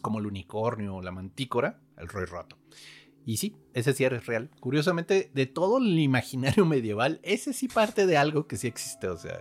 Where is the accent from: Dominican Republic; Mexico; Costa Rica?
Mexico; Querétaro; moved away; also born or lived in Nogales; yo crecí en Querétaro